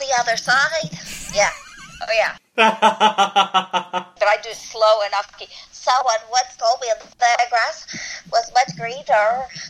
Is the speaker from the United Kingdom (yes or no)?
no; Canada; because I was from Second City, so in Canada